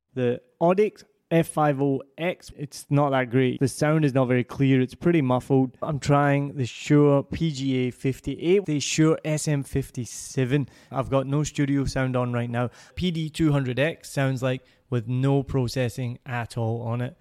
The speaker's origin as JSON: {"language": "English", "region": "Scotland", "country": "United Kingdom", "accent": "Scottish", "said": "my Scottish accent"}